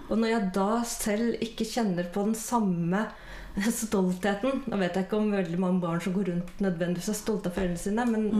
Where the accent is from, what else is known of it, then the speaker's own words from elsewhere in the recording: Bærum, Akershus, Norway; Jeg vokste opp i Bærum